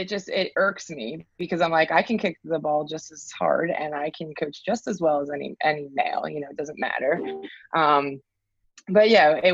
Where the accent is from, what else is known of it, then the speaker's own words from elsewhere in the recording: New Jersey, United States; I'm from South Jersey. And when I was growing up, there was no goalkeeper coaching in my area